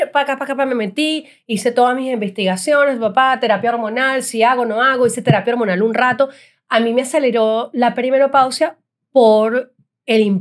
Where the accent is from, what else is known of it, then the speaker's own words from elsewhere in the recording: Italy; me gusta comer, soy italiana.